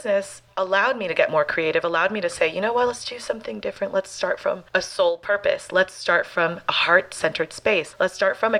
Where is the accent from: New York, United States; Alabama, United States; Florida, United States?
Florida, United States; Miami; I'm out of Miami, Florida. This is my hometown